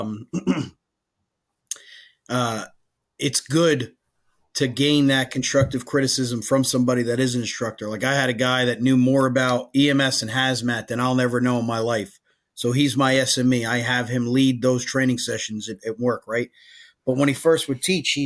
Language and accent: English; Woodbridge Township, New Jersey, United States; we're both from Woodbridge Township